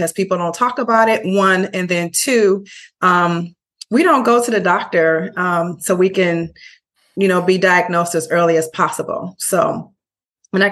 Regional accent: Chicago, Illinois, United States; also born or lived in Brooklyn, New York; now in Bayonne, United States; I am from Chicago originally, but I lived in Brooklyn for 9.5 years and I now live in Bayonne, New Jersey.

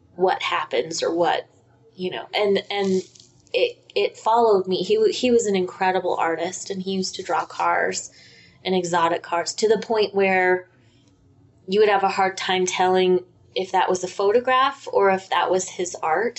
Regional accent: Colorado, United States

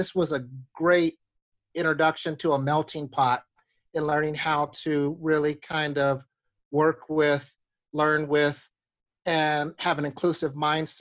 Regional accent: Alaska, United States; I grew up in Alaska

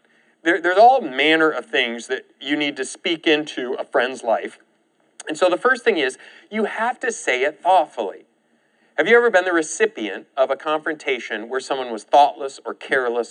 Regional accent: Michigan, United States; now in Oklahoma, United States; in my case, from Michigan

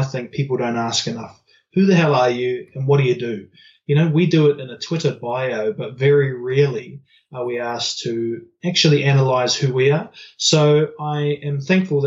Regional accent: New Zealand; growing up in New Zealand

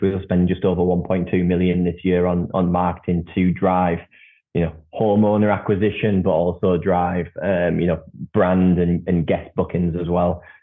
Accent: Saltburn-by-the-Sea, North East England, United Kingdom; my hometown of Saltburn

